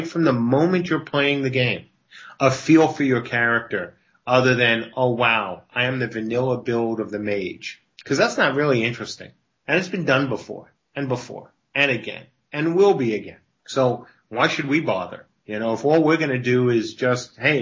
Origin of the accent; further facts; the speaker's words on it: New York, United States; I grew up in New York